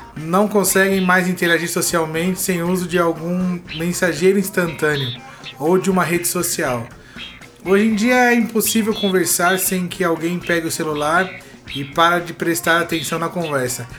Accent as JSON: {"language": "Portuguese", "region": "São Paulo", "country": "Brazil", "tie": "born or raised there", "said": "Quando era, quando era moleque, lá em Guaranazes"}